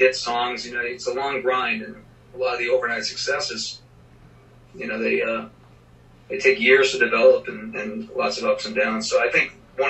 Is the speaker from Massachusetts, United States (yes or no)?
yes; Boston, Massachusetts, United States; now in Nashville, United States; I'm from Boston, Massachusetts originally, so I did some auditions in Boston